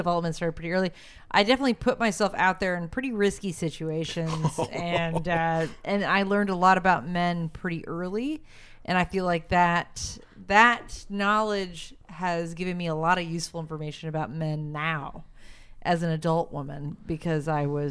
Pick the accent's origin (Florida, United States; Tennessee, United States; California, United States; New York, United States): Tennessee, United States; Nashville; the church I grew up in Nashville